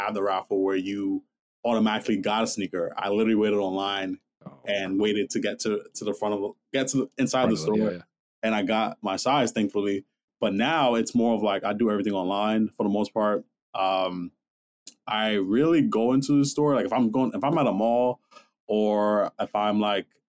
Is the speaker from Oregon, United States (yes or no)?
no; New York, United States; I'm from New York, born and raised